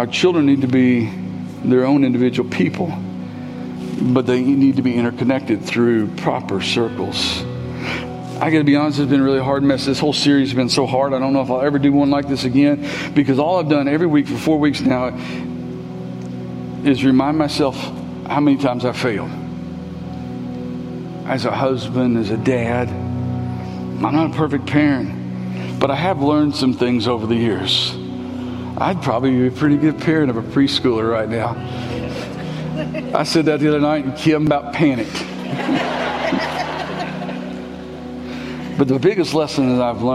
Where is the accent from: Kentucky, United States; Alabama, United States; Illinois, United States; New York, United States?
Kentucky, United States; also born or lived in Tennessee / Maysville; I was born in Tennessee. I lived in Tennessee for a year. And God blessed our family and allowed us to come back home. And we moved back to Kentucky when I was a year old